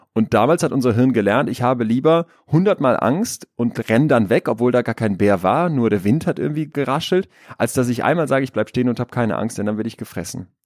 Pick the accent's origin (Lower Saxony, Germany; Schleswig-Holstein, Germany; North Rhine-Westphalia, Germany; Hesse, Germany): North Rhine-Westphalia, Germany; Münster; Ich bin Psychologe, ich bin Unternehmer, ich bin aus Münster